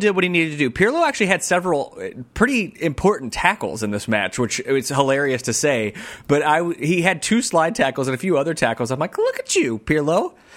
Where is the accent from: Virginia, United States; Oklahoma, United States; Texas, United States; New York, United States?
Virginia, United States; moved away; also born or lived in Tennessee; I'm from Virginia